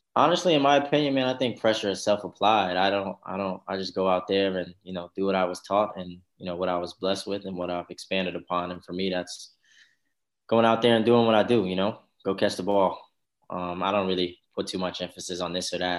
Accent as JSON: {"language": "English", "town": "New Albany", "region": "Indiana", "country": "United States", "also_born_or_lived": "Louisville, Kentucky", "said": "originally, I'm from New Albany, Indiana"}